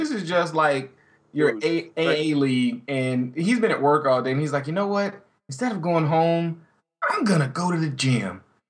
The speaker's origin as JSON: {"language": "English", "town": "Atlanta", "region": "Georgia", "country": "United States", "said": "I'm from Atlanta."}